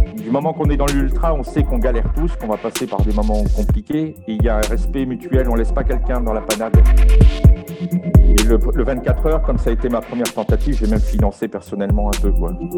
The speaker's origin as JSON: {"language": "French", "country": "France", "moved": "yes", "lives_now": "Belgium", "said": "je suis français, j'habite aujourd'hui en Belgique"}